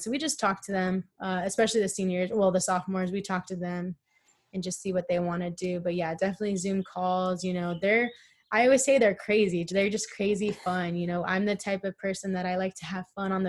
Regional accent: California, United States; also born or lived in Arizona; I'm from California

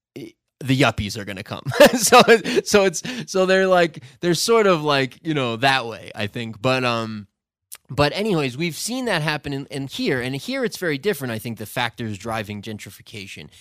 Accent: Vermont, United States; also born or lived in New York / Ecuador; now in Loja, Ecuador; I grew up in Vermont and lived in New York most of my life

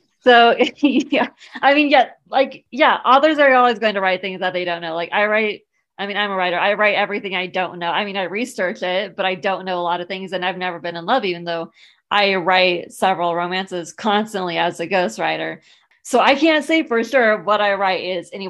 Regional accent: San Diego, California, United States; I grew up in San Diego.

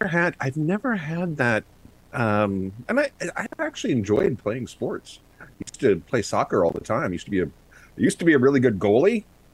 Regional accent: Wichita, Kansas, United States; I grew up in Wichita, Kansas.

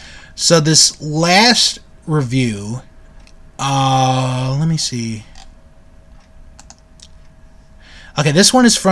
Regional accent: United Kingdom; But, being British, watching anything to do with U.S. sports bores me rigid.

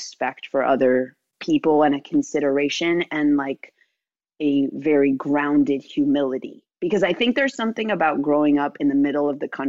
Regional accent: Wilmette, Illinois, United States; my hometown. So I grew up in Wilmette, Illinois

